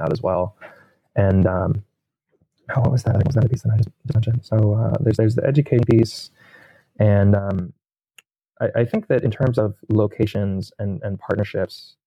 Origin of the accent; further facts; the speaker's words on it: Pittsburgh, Pennsylvania, United States; now in Rochester, United States; Pittsburgh's my hometown